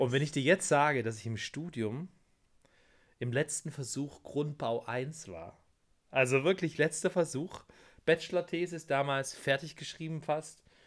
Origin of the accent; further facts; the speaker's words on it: Germany; dass ich ein Deutscher bin